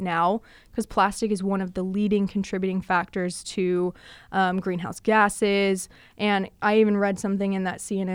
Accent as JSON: {"language": "English", "region": "Texas", "country": "United States", "tie": "born or raised there", "said": "it's Texas, it's my home state"}